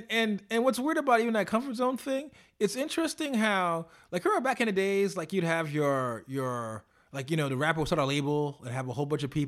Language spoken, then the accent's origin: English; New York, United States; The streets of Toronto. And I say that, you know, as a New Yorker.